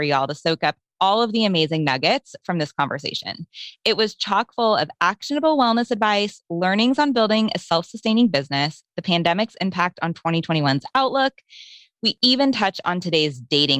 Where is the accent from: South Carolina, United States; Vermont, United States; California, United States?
California, United States; Los Angeles; moved away as an adult; now in Nashville, United States; I was born and raised in Los Angeles, where I lived the first 35 years of my life